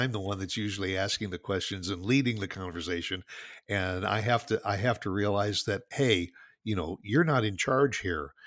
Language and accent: English; Northwest Indiana, United States; moved away as an adult; also born or lived in New Jersey / Chicago area; now in Dallas, United States; I grew up, my childhood was all spent in Northwest Indiana, just, just southeast of Chicago